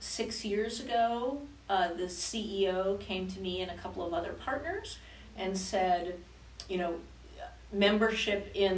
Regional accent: Denver, Colorado, United States; also born or lived in New Jersey; now in Louisville, United States; No, I'm actually not originally from Louisville. I'm actually from New Jersey and from Denver, Colorado. But I am now officially a Louisville resident.

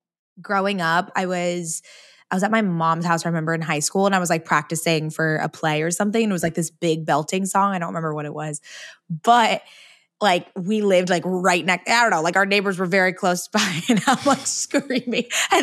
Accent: San Diego, California, United States; San Diego.

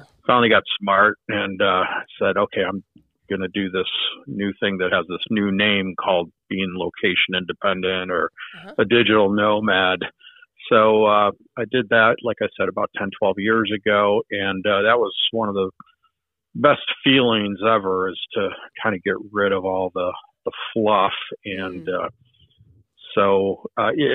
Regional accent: Chicago, Illinois, United States; moved away; also born or lived in Southern California; I'm originally from Chicago

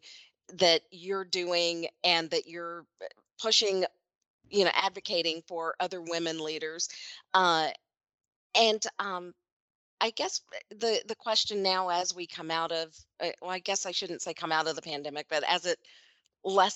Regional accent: Kentucky, United States; Kentucky, like my home state

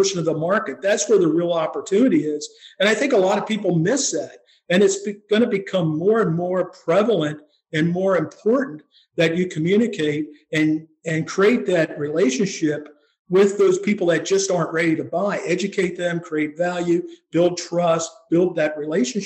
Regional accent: Pennsylvania, United States; moved away as an adult; also born or lived in Colorado; I grew up here in Pennsylvania, but spent a lot of my time, my professional career, out in Colorado

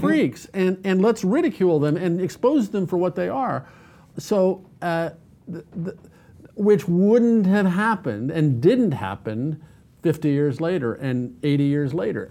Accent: United States; I'm an American

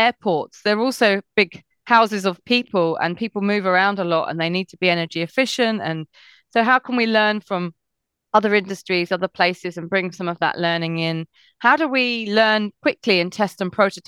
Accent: England, United Kingdom; also born or lived in Switzerland; I grew up in a very unethnically diverse area in England

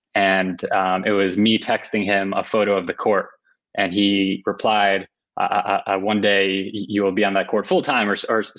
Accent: New Jersey, United States; I grew up in New Jersey

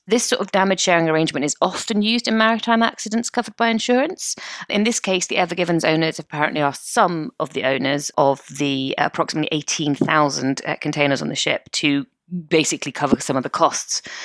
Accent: United Kingdom; we're British.

